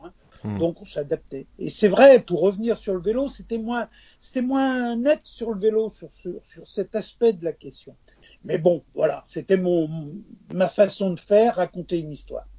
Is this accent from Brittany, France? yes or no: yes; Quimper, Brittany, France; j'habitais Quimper déjà, un passage à niveau parce que mes parents étaient à la SNCF